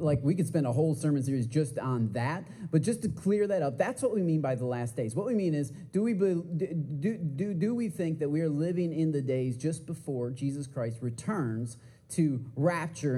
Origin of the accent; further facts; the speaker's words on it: Michigan, United States; moved away as an adult; now in Texas, United States; I am from Michigan originally. I've been living here in Texas for eight and a half years now